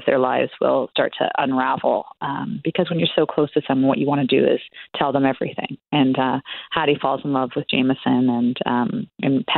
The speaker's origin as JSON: {"language": "English", "town": "Toronto", "region": "Ontario", "country": "Canada", "also_born_or_lived": "small escarpment town, Canada", "moved": "yes", "said": "I'm originally from the Toronto area and now live in a very small town."}